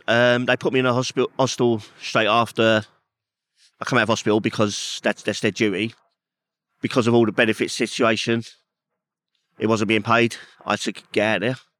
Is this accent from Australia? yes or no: no; London, United Kingdom; growing up in Peckham